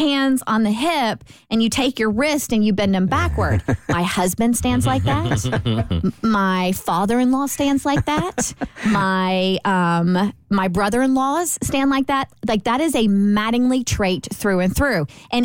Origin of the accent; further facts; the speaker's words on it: Kentucky, United States; See, we're all from Kentucky, so I felt like this was a completely suitable question to ponder.